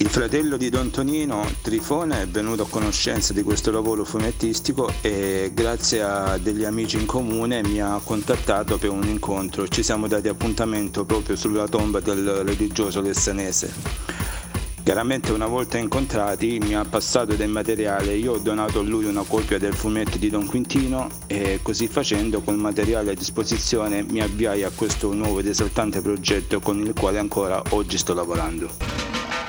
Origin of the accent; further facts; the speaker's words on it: Melissano, Apulia, Italy; il mio paese Melissano